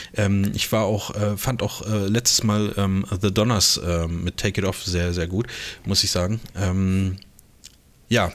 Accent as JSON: {"language": "German", "country": "Germany", "said": "als Deutscher"}